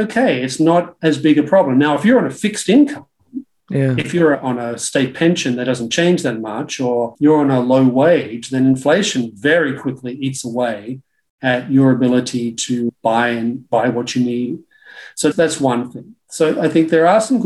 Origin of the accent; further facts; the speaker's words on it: Australia; growing up in Australia in the 1970s